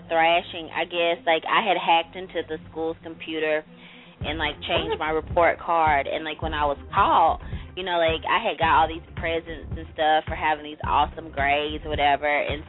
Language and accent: English; the South, United States; I'm from the South, too.